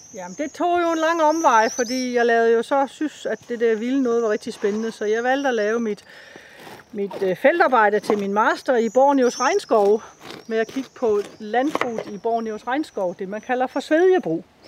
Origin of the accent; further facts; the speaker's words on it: Denmark; det, vi har herhjemme i Danmark